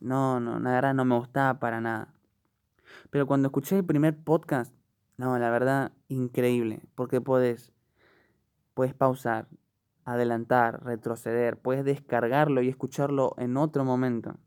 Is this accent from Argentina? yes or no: yes; Buenos Aires, Argentina; soy de Argentina, Buenos Aires